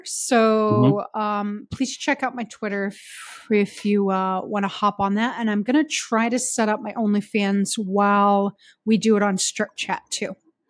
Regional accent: United States; moved away; also born or lived in Iowa City, Iowa; I'm from the Quad Cities outside of Chicago.

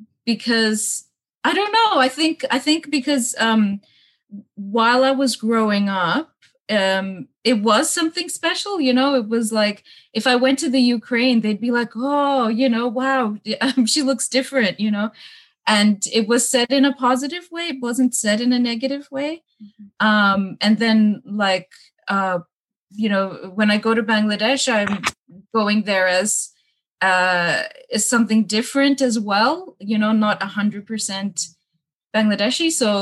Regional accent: Australia; I feel like it's okay to be different in Australia.

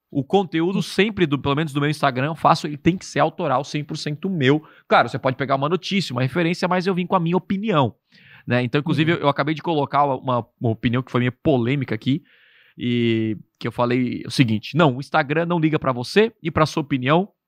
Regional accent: Criciúma, Santa Catarina, Brazil; Eu sou de Criciúma.

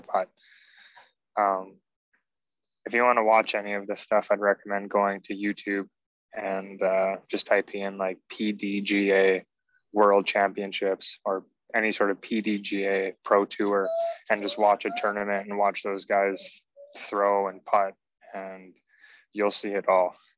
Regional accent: Canada; we're from Canada

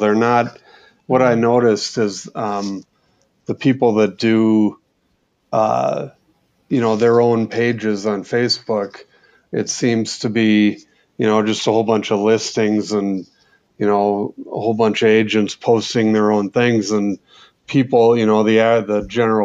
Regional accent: Minnesota, United States; also born or lived in Pennsylvania; now in Whitefish, United States; Well, I'm actually from Minnesota. I grew up there.

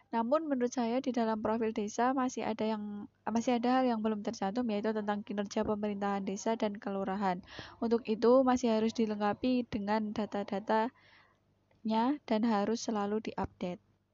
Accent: Sidoluhur, Indonesia; desa saya sendiri yaitu Sidoluhur

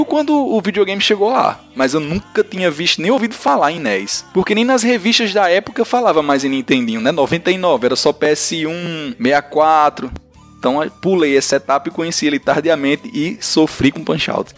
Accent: São José do Seridó, Rio Grande do Norte, Brazil; moved away; minha querida São José de Seridó, terra sofrida pelo sol, pela falta de chuva

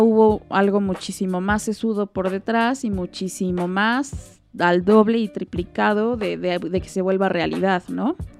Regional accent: Mexico; como mexicanos

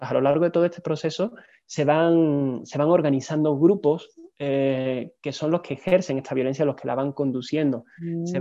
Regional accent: Seville, Andalusia, Spain; moved away as an adult; also born or lived in Barcelona; now in Mexico; estudié una licenciatura en humanidades en, en Sevilla, que es mi ciudad natal está en el sur del país

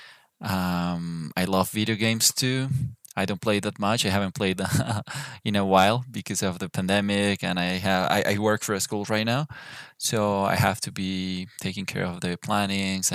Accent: Bogotá, Colombia; I am from Bogota, Colombia.

